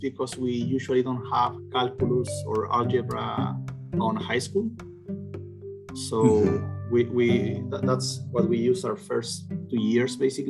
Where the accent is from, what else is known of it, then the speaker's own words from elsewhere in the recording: Chillán, Ñuble, Chile; moved away; also born or lived in Concepción, Chile; I'm originally from Chile. Mm-hmm. I grew up in a city called Chillán, which is about 4.5 hours south from Santiago.